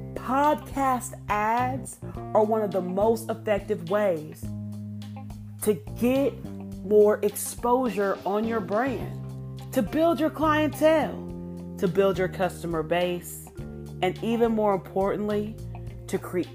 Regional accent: Ohio, United States; moved away; I'm originally from Ohio. My grandma was the first in our town

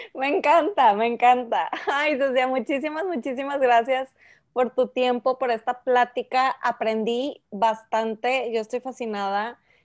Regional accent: Mexico; soy la única mexicana

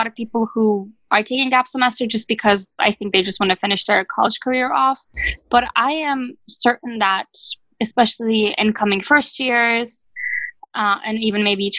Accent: Turkey; moved away as an adult; also born or lived in Ithaca, New York; my home country in Turkey

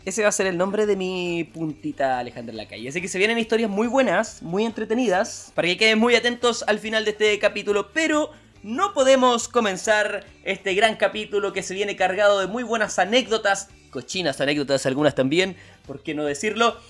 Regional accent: Chile; moved away; also born or lived in New Zealand / Canada; los chilenos

